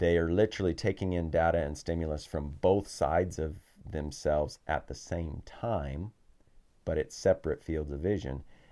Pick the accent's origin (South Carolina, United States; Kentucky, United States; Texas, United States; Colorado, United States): Colorado, United States; now in New Zealand; we spent a few months back near my hometown in Colorado